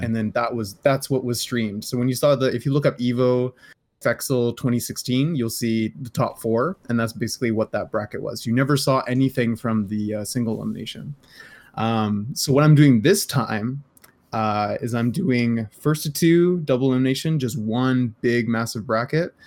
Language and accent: English; Canada; I'm Canadian